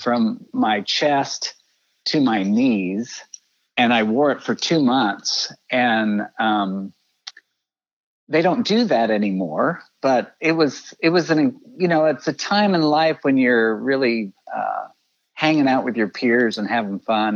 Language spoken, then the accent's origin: English; Kansas City, Missouri, United States; also born or lived in Texas / Colorado Springs; I grew up uh, in Kansas City. Uh, moved here a few months before I started kindergarten